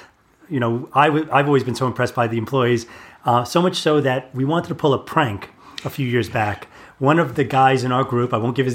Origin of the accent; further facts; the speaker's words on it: New York City, New York, United States; I grew up in the Bronx, which is the opposite of Woodlawn.